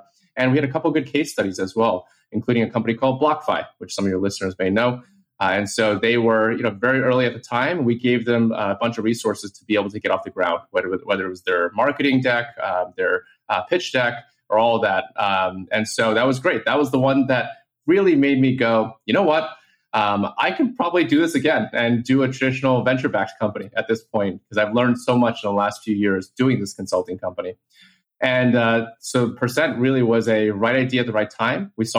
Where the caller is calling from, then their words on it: New York City, New York, United States; I am calling from New York City